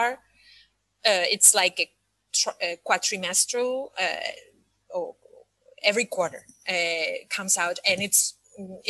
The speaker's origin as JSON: {"language": "English", "country": "Spain", "also_born_or_lived": "Scotland / United States / Paris, France", "moved": "as an adult", "lives_now": "Dubai, United Arab Emirates", "said": "I am originally from Spain, and I lived most of my adult life outside of my country."}